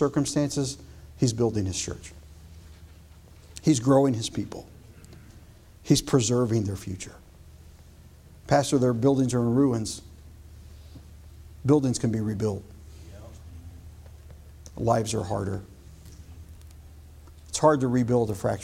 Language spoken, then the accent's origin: English; United States; as an American